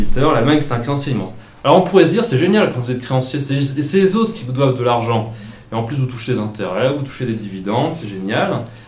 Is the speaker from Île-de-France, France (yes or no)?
no; Centre-Val de Loire, France; now in Alsace, France; je viens plutôt de la région, enfin département andré loire euh, en bois tour